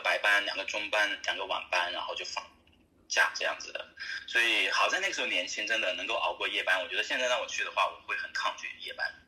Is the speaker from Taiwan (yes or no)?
no; Chongqing, China; moved away as an adult; also born or lived in Qatar / Dubai / Sydney / Perth; now in Australia; 我本身是重庆人